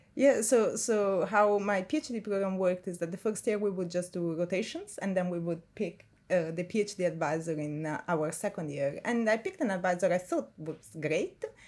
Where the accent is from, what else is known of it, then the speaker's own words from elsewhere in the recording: Milan, Lombardy, Italy; moved away as an adult; now in Cambridge, United Kingdom; I'm from Milan, close to Milan